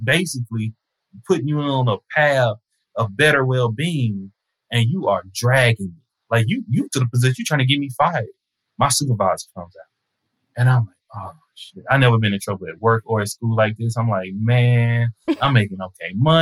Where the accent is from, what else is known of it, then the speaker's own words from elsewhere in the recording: Tyler, Texas, United States; also born or lived in Fort Worth, Texas; In a very racist town in Tyler, Texas. We stayed in the north side of Tyler, Black neighborhood